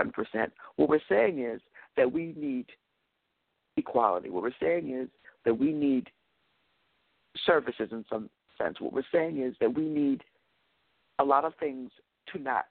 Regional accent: New York City, New York, United States; as a New Yorker

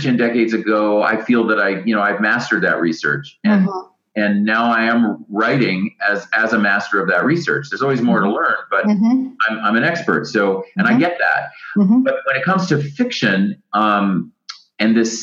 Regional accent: United States; even I, as an American

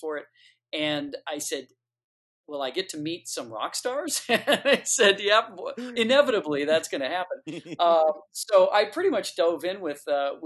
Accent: Detroit, Michigan, United States; I grew up in Detroit, Michigan, listening to this music

